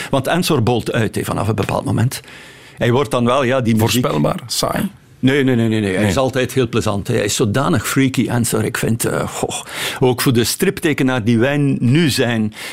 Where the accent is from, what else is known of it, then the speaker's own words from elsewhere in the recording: Ostend, West Flanders, Belgium; Ik ben een echte Oostendenaar en ik ben ook dol op Brussel.